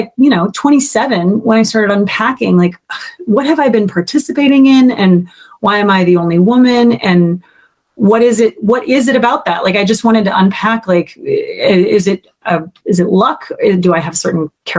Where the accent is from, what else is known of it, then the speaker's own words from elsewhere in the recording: Minnesota, United States; moved away as an adult; also born or lived in New York; growing up in Minnesota